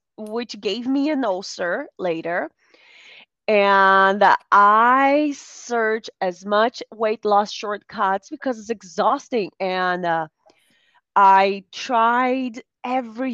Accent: Brazil; now in United States; I grew up in Brazil. Now I live in the United States.

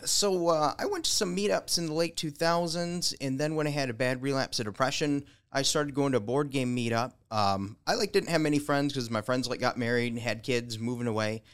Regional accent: Caledonia, Michigan, United States; I was born in Caledonia on a dairy farm

